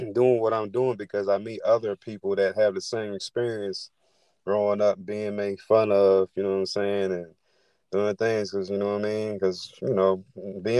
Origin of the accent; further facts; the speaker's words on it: Washington, District of Columbia, United States; I'm from the DC area.